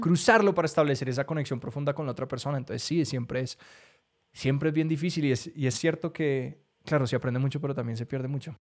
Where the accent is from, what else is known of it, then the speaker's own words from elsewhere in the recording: Colombia; Los colombianos no tenemos acento